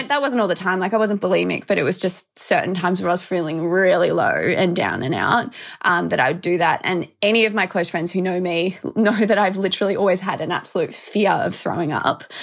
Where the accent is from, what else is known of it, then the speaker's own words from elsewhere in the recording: Melbourne, Victoria, Australia; I'm from Melbourne. I've always lived here. So, yeah, born and raised Aussie